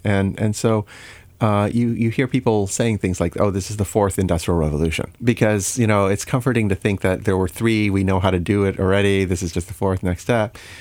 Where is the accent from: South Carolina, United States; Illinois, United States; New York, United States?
Illinois, United States; Chicago; also born or lived in Saint Louis, Missouri; I was born in Saint Louis, um, and, uh, spent, um, eleven years of my main childhood in, growing up in Illinois, uh, in the Chicago area.